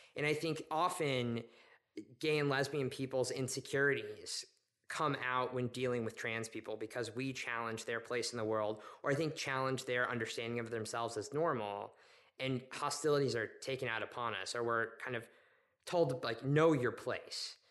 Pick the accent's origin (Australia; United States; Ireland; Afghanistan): United States; Oklahoma City, Oklahoma; moved away as an adult; I grew up in Oklahoma City to a family that was not religious